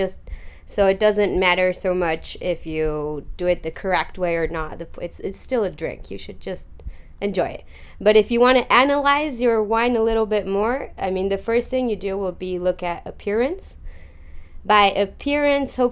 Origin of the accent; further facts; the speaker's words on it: Mexico; moved away as an adult; also born or lived in London, United Kingdom; now in Chile; I was born in London, but went to Mexico when I was 9 months old. I grew up there, so I was there all my life.